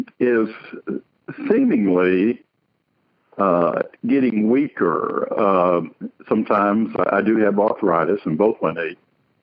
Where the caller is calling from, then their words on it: Montgomery, Alabama, United States; I'm calling from Alabama.